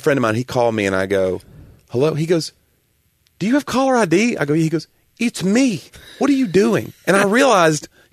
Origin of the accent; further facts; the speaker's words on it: the South, United States; accent: Southern; I've been told before that I don't have a strong Southern accent, but I definitely, when I do my show, I think I pour it on a little thicker